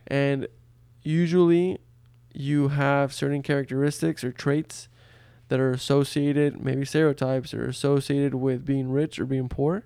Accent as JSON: {"language": "English", "town": "Brownsville", "region": "Texas", "country": "United States", "tie": "born or raised there", "first_language": "Spanish", "second_language": "English", "said": "I grew up in a border town in Texas called Brownsville"}